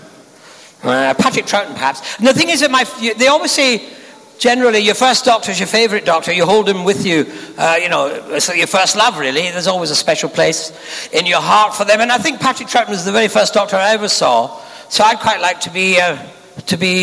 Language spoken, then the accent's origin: English; Scotland, United Kingdom; I'm a Scotsman